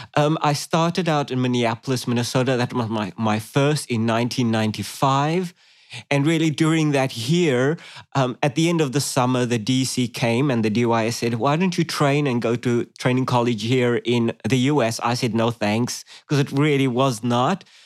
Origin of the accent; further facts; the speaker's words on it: Cape Town, Western Cape, South Africa; moved away as an adult; now in Australia; I grew up in South Africa, Cape Town, South Africa, beautiful city. Uh, I spent the first 25 years of my life there.